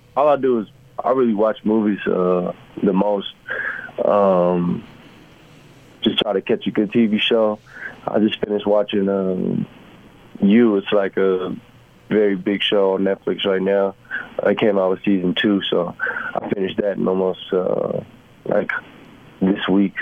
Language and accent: English; San Antonio, Texas, United States; moved away as an adult; also born or lived in Columbia, Missouri / Los Angeles / Cleveland; now in Utah, United States; I'm from San Antonio, Texas.